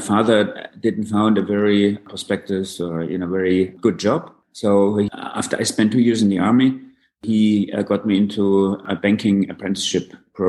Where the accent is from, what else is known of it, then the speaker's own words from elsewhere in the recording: Munich, Bavaria, Germany; also born or lived in New York; I was born in Munich. I grew up in Munich. So I spent a significant part of my life in Munich and a couple of years in New York. So these are my two, let's say, homes.